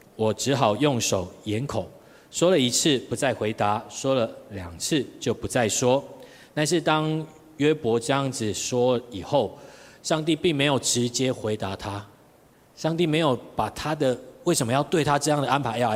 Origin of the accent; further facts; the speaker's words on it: Tainan, Taiwan; 我在台南，我是台南人，所以在台南那边当混混